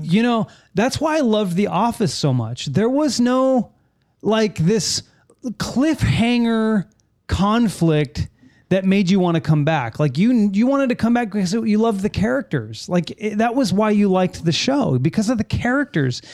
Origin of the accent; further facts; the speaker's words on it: California, United States; moved away as an adult; now in Florida, United States; I grew up in California